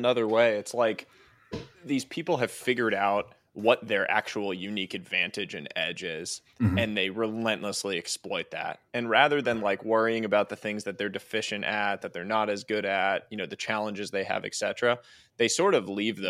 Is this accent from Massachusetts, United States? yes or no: yes; Boston, Massachusetts, United States; I'm a Boston guy, so I have to ask you about this. I grew up in Boston and cheering for the Patriots